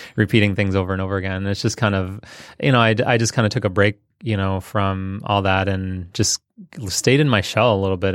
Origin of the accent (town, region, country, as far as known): Detroit, Michigan, United States; born or raised there; also born or lived in India